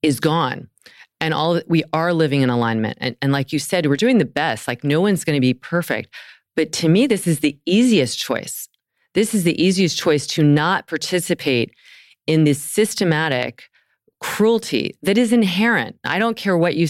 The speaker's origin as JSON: {"language": "English", "region": "the South", "country": "United States", "tie": "born or raised there", "said": "I grew up in the South"}